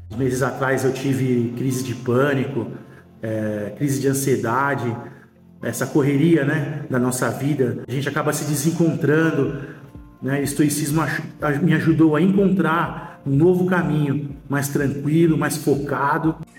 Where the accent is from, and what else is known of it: São Paulo, Brazil